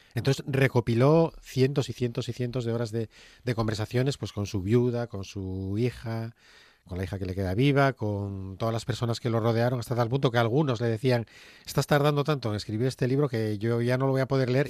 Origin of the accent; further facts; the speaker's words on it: Gijón, Asturias, Spain; Somos de Gijón.